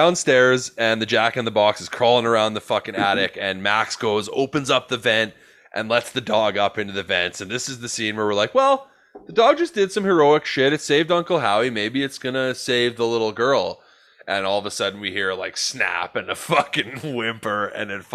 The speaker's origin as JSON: {"language": "English", "country": "Canada", "said": "As Canadian boys"}